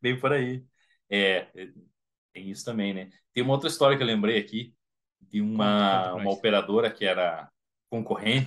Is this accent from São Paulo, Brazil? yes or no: no; Curitiba, Paraná, Brazil; Eu sou de Curitiba